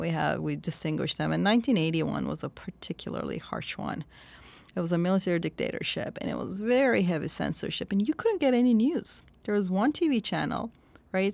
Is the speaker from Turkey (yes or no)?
yes; Turkey; born or raised there